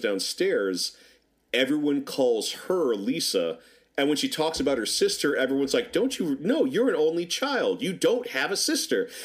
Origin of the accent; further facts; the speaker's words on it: Norfolk, Virginia, United States; growing up in Norfolk, Virginia